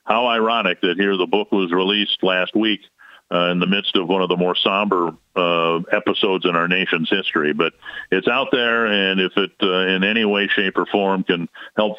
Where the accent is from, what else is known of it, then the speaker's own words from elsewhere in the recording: Western Minnesota, central Missouri, United States; we moved to Missouri from Western Minnesota in the mid-60s